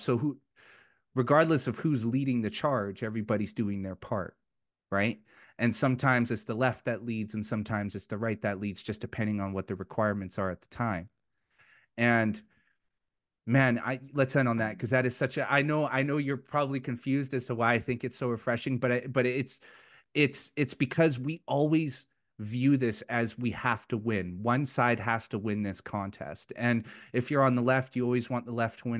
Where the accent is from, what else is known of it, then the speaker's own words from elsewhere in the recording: Vancouver, British Columbia, Canada; moved away as an adult; now in Alberta, Canada; I'm originally from Vancouver, and I moved my family to Alberta last year